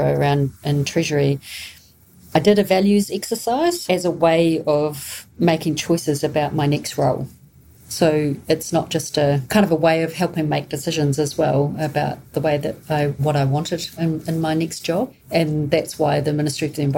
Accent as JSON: {"language": "English", "country": "New Zealand", "said": "just as a Kiwi or as a New Zealander"}